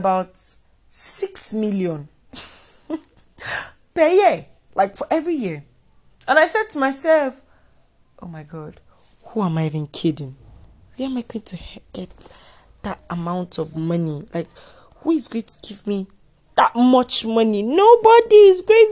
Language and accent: English; Nigeria; being a Nigerian student